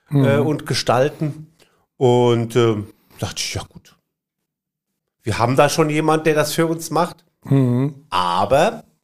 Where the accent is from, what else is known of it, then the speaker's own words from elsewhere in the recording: Bad Kreuznach, Rhineland-Palatinate, Germany; sagte dann, sie sei von einer Werbeagentur in Bad Kreuznach, was wiederum meine Heimatstadt ist, ja.